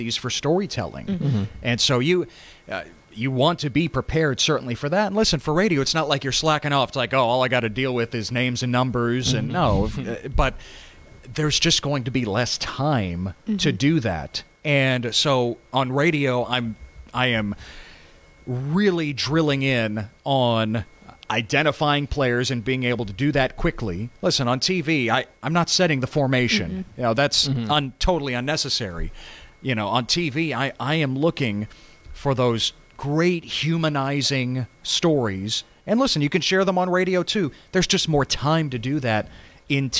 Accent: Texas, United States; I grew up on Texas high school football

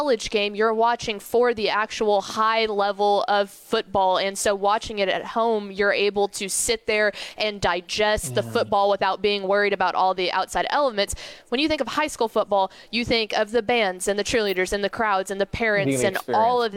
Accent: Llano, Texas, United States; I grew up in Llano.

